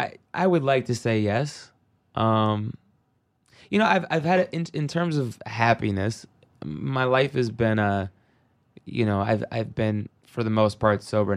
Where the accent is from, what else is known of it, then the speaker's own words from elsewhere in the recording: Seattle, Washington, United States; Obviously, Seattle grunge, growing up in Seattle, I mean, in the 90s, it was the mecca of grunge.